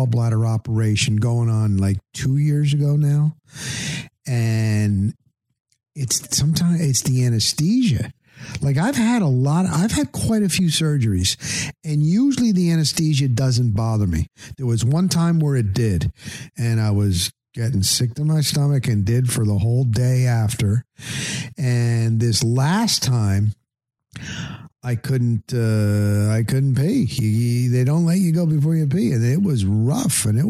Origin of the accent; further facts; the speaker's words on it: New Jersey, United States; moved away; I'm from New Jersey